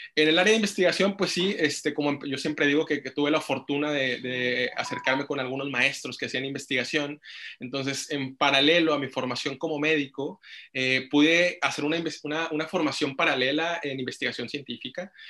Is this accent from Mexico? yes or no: yes; Monterrey, Nuevo León, Mexico; moved away; soy originario de Monterrey, Nuevo León